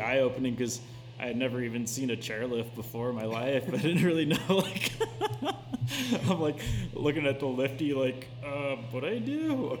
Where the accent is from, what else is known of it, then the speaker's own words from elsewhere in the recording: Houston, Texas, United States; moved away as an adult; I grew up in Houston. Started racing cross country down there.